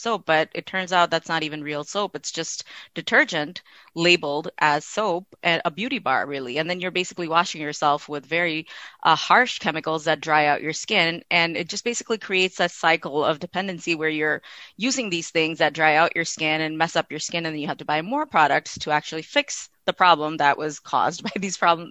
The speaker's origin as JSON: {"language": "English", "region": "Midwest", "country": "United States", "tie": "born or raised there", "also_born_or_lived": "Pakistan / Canada", "moved": "yes", "said": "I'm Pakistani by birth. I was born in Pakistan, but I was raised here in the Midwest and then in Canada"}